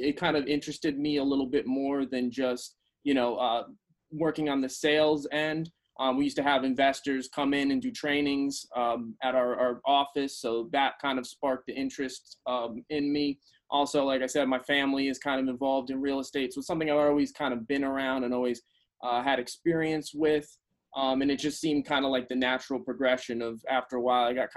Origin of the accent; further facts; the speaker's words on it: Albany, New York, United States; also born or lived in Manhattan, New York; now in New York City, United States; I'm from Albany, which is about, you know, 3 hours outside of the city